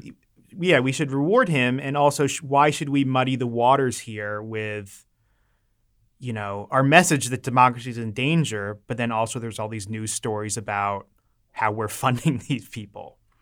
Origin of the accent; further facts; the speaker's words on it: Maryland, United States; I'm from Maryland